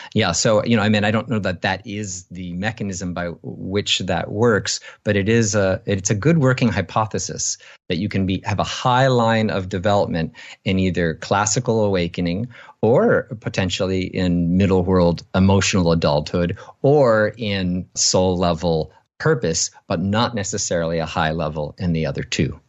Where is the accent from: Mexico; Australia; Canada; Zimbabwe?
Canada; I was born in Canada